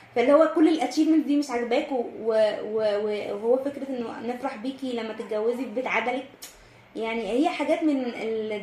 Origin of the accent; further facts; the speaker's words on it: Egypt; اللي عندنا كمصريين وكعرب